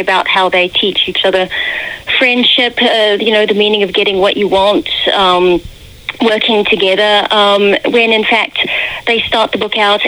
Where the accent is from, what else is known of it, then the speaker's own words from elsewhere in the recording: New Zealand; now in United Kingdom; I'm originally from New Zealand